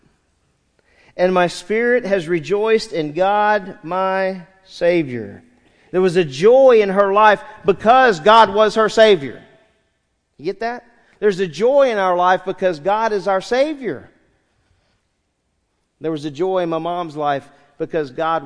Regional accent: San Diego, California, United States; I was born in San Diego, California, October 9th, 1964

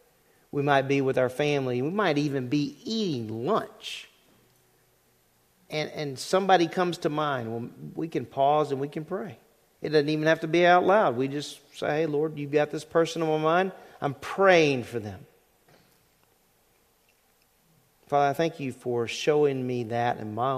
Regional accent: Louisiana, United States; When I was growing up in Louisiana

